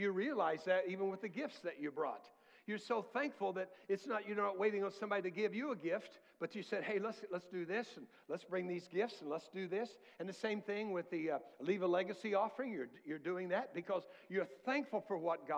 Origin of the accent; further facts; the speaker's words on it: United States; I was born in America, not in a third world country